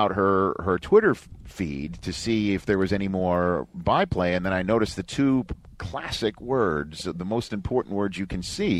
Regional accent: New York City, New York, United States; born or raised there

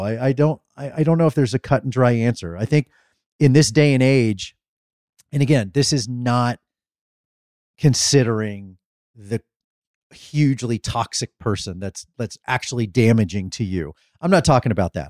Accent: Midwest, United States; we grew up in the Midwest

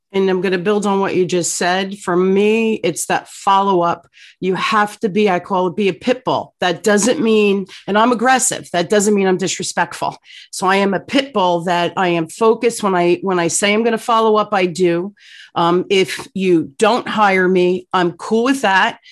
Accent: Newark, New Jersey, United States; I grew up in Newark, New Jersey, um, during the riot

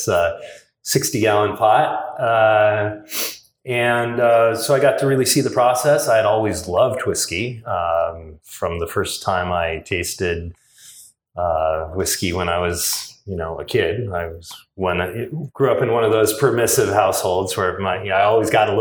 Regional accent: Seattle, Washington, United States; moved away as an adult; now in Portland, United States; I'm originally from Seattle and grew up homebrewing in the 80s

